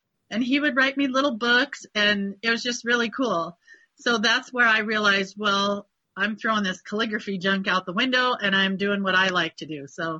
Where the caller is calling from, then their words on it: United States; We are in the Sierra Nevada mountains in between Sacramento and Reno. That's what I usually tell people.